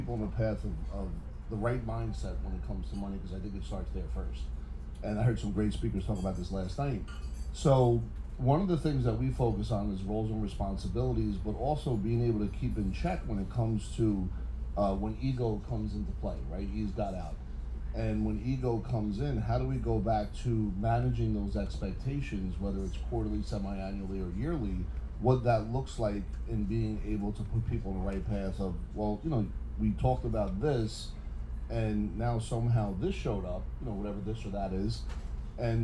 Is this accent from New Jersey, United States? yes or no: yes; Bayonne, New Jersey, United States; I'm from Bayonne, New Jersey